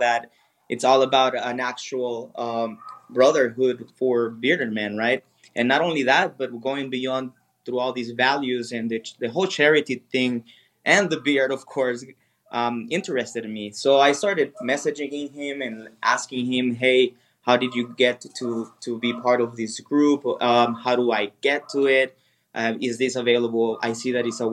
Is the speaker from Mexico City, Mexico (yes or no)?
no; Sonora, Mexico; now in Jalisco, Mexico; I'm originally from Sonora, which is a northern state here from Mexico